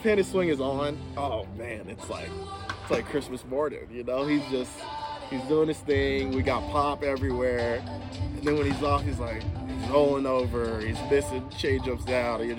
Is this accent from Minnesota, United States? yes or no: no; Atlanta, Georgia, United States; growing up in Atlanta